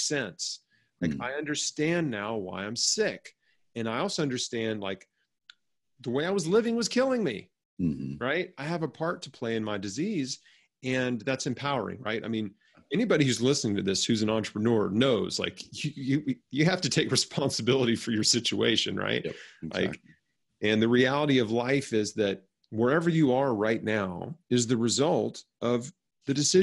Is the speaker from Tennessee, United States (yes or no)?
yes; Memphis, Tennessee, United States; I was born and raised in Memphis, Tennessee